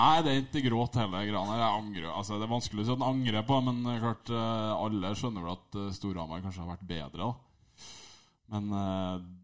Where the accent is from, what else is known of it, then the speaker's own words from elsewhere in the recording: Trondheim, Trøndelag, Norway; jeg vokste opp i Trondheim